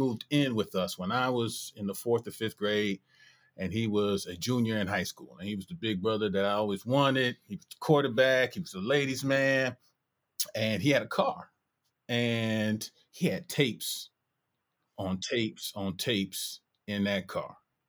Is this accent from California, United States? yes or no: no; Detroit, Michigan, United States; I was born December 1979 in Detroit. And I grew up in a middle class home where hip hop was essentially illegal.